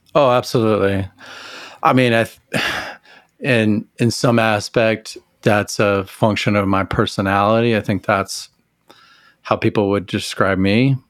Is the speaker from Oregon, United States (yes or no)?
no; Amarillo, Texas, United States; I grew up in Amarillo, Texas